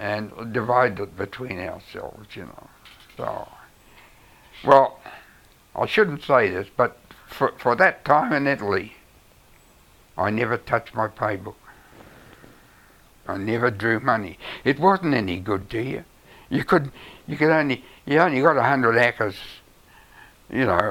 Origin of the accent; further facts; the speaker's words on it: New Zealand; being a Kiwi